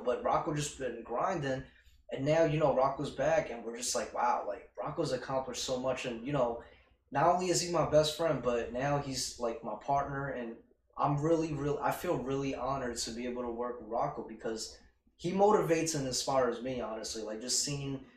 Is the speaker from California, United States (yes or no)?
no; New York City, New York, United States; we're both from Queens